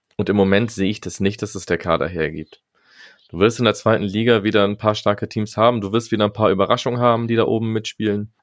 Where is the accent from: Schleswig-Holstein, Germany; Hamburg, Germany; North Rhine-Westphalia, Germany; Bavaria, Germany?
Schleswig-Holstein, Germany; Kiel; ich bin ja auch in Kiel geboren und Holstein-Fan